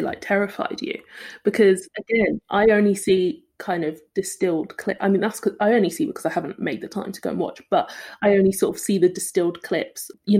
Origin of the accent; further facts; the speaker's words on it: London, United Kingdom; also born or lived in Nottingham; I'm from Lewisham. Well, I'm from Broccoli in Lewisham. And I went away to uni in Nottingham, very white, hated it, came back, and I'm like, never leaving.